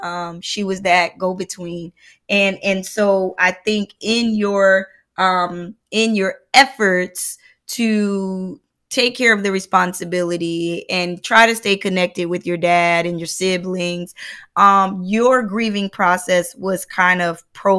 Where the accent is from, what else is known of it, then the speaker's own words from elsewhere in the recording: United States; I remember, you know, you're Haitian, I'm Black American.